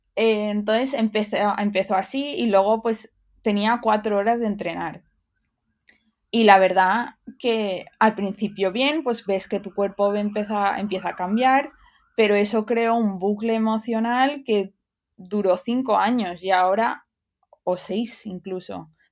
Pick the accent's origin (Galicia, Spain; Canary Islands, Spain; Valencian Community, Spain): Valencian Community, Spain; Dénia; accent: Valencian; moved away as an adult; also born or lived in United Kingdom / Barcelona; soy de Denia y entonces era un pueblo costero y sabía que, que quería salir de ahí